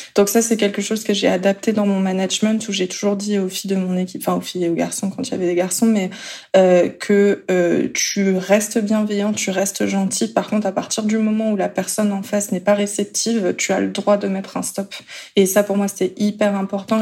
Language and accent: French; France; also born or lived in South Korea; quand on est français.